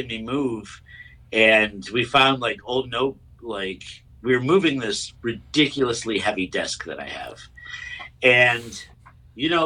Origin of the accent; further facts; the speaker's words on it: Chicago, Illinois, United States; I was born here in Chicago